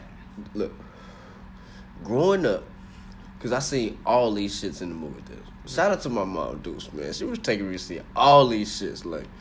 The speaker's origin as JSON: {"language": "English", "region": "North Carolina", "country": "United States", "said": "He don't know what I'm from North Carolina, man."}